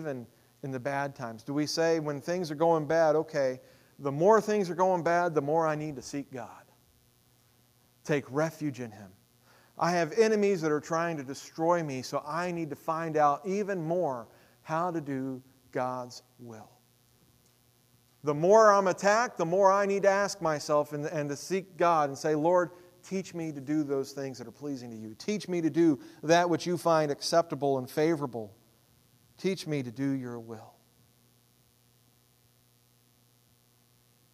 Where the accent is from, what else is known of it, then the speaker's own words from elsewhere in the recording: United States; I'm an American.